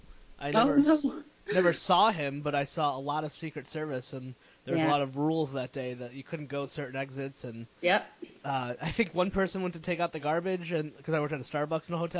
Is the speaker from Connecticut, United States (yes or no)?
yes; Connecticut, United States; I'm from Connecticut. Like, I grew up in Connecticut